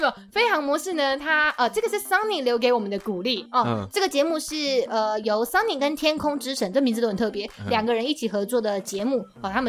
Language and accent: Chinese; Tainan, Taiwan; 另外一位是我也是台南人哈，他标题说我们都是同年代的啦